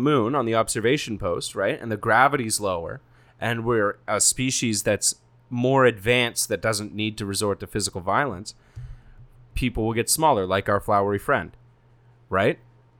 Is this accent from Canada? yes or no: yes; Canada; we're from Canada.